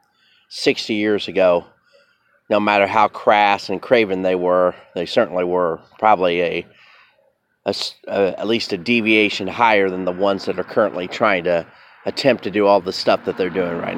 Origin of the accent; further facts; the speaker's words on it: United States; as an American